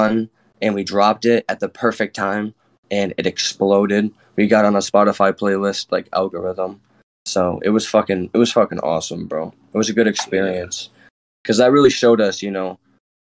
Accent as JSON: {"language": "English", "town": "Rochester", "region": "New York", "country": "United States", "said": "I'm from Rochester, too"}